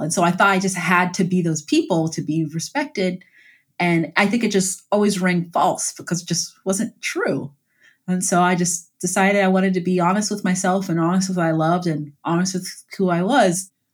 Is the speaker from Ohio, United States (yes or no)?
yes; Columbus, Ohio, United States; I grew up in Columbus, Ohio, in like uh, the Mount Vernon Long Street area